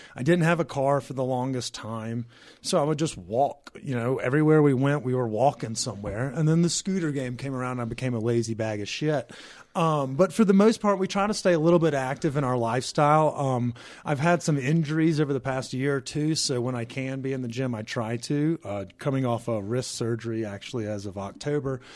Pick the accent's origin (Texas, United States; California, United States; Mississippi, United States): Mississippi, United States; now in Colorado, United States; I grew up in Mississippi.